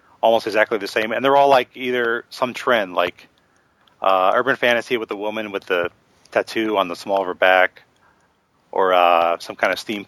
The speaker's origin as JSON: {"language": "English", "country": "United States", "said": "as an American"}